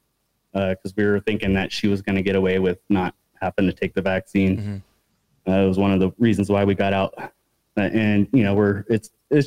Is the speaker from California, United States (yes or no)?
yes; Sacramento, California, United States; moved away as an adult; now in Mexico; in Sacramento where we're from.